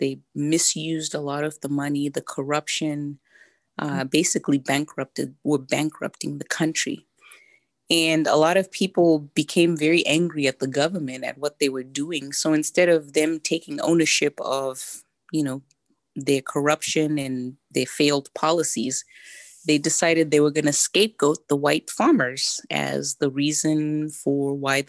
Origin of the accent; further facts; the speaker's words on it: Zimbabwe; Even though I was very young growing up in Zimbabwe at the time, I obviously didn't see it as critical race theory or as Marxism at the time.